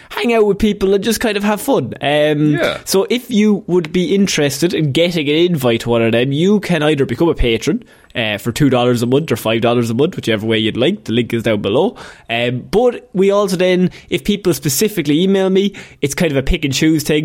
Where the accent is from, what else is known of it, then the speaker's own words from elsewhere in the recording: Ireland; as an Irishman